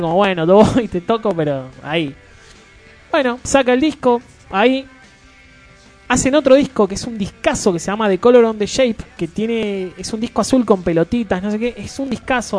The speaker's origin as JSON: {"language": "Spanish", "country": "Argentina", "said": "Como argentino cabeza que somos"}